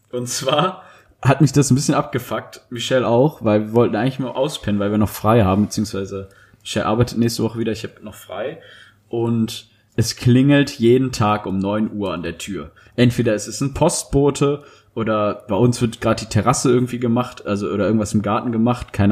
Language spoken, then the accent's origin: German; Dortmund, North Rhine-Westphalia, Germany; ja, bei uns zu Hause in Dortmund, ja.